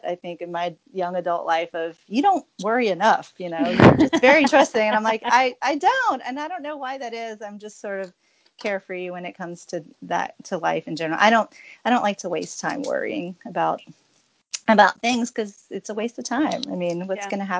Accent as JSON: {"language": "English", "region": "Louisiana", "country": "United States", "tie": "born or raised there", "also_born_or_lived": "Oak Harbor, Washington", "moved": "as an adult", "lives_now": "Pensacola, United States", "said": "I grew up in Louisiana"}